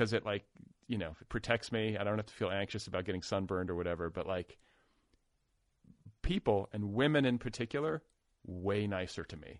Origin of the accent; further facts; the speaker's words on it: Indiana, United States; now in Los Angeles, United States; I'm from Indiana